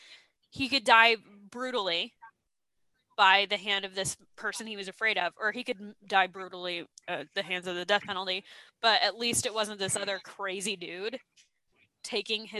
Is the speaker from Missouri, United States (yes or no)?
no; Oklahoma, United States; we're both from Oklahoma, me and Will